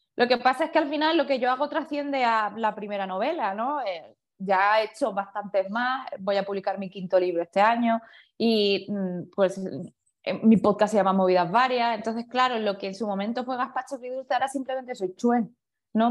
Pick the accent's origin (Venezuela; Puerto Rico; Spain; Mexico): Spain; me defino como española, pero no mucho, soy de ascendencia china